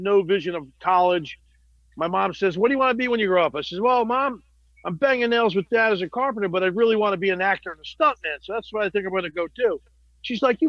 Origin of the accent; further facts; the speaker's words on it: New Jersey, United States; North Jersey, Italian, pretty crazy Italian neighborhoods.